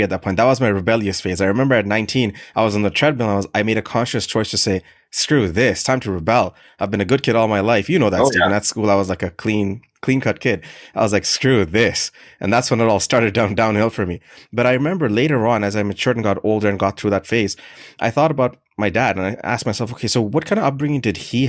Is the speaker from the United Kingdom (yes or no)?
no; Canada; also born or lived in Middle East; I grew up in Canada for the majority of my life